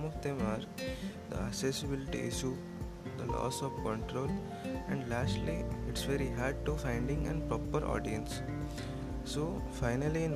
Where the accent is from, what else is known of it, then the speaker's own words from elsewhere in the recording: India; I am from India